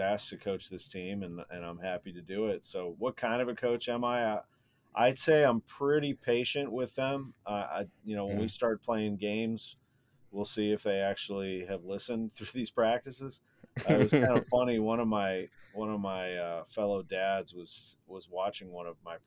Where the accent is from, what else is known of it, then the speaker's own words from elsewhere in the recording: St. Louis, Missouri, United States; I grew up in St. Louis, which is a very sports heavy city